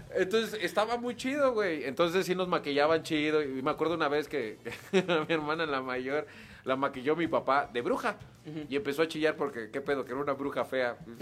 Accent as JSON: {"language": "Spanish", "town": "Monterrey", "region": "Nuevo León", "country": "Mexico", "said": "soy de Monterrey"}